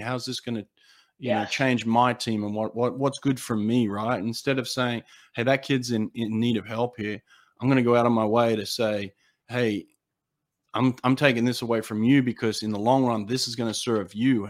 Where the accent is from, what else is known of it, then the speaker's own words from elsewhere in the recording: Australia; now in United States; You know, like, I'm from Australia.